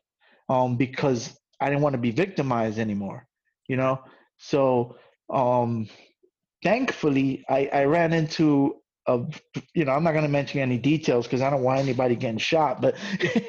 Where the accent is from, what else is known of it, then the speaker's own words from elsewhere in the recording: New York City, New York, United States; also born or lived in Brooklyn; now in Queens, New York City, United States; I live in Queens. I'm from the Bronx